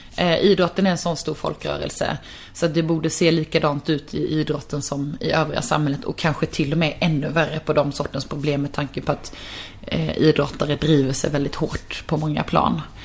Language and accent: Swedish; Karlshamn, Blekinge, Sweden; jag kommer från en liten stad, jag kommer från Karlshamn